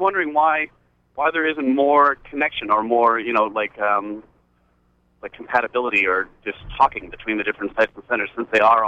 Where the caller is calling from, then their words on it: Camden, Maine, United States; Good morning. … I'm calling from Camden.